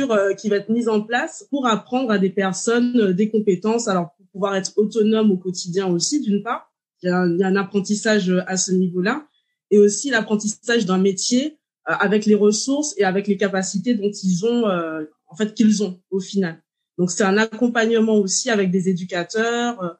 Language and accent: French; Martinique; j'ai 36 ans, je suis martiniquaise